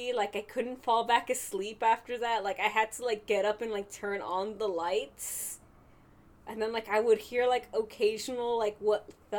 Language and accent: English; the Bay Area, California, United States; I'm from the Bay.